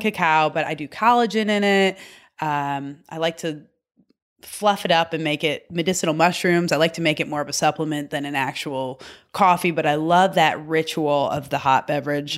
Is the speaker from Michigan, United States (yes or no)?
yes; Michigan, United States; I'm from Michigan